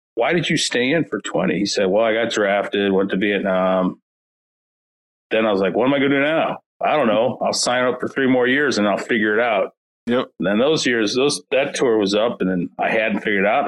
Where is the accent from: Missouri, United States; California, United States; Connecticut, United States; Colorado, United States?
Missouri, United States; St. Louis; I grew up in North County, St. Louis